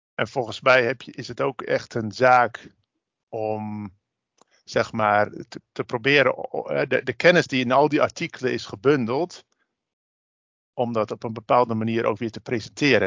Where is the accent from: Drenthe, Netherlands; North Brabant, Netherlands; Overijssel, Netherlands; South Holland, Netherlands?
Drenthe, Netherlands; Ik kom zelf uit Drenthe